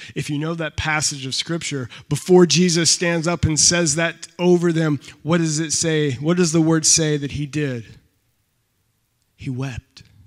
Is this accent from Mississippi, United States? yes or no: no; North Carolina, United States; now in Michigan, United States; I'm from North Carolina.